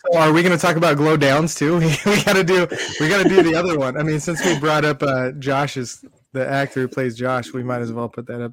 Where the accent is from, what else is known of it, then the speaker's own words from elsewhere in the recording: Southern California, United States; I grew up in Southern California, so everything was outdoors